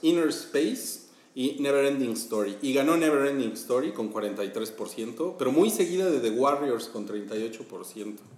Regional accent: Mexico; nosotros somos mexicanos

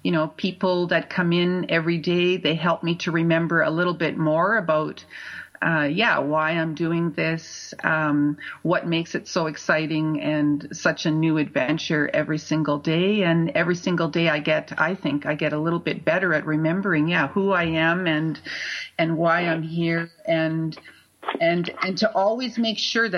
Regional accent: Sudbury, Ontario, Canada; I remember growing up in Sudbury feeling like I did not belong there.

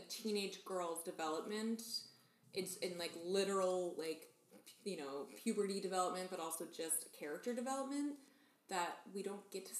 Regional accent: Wisconsin, United States; feel like growing up in Wisconsin

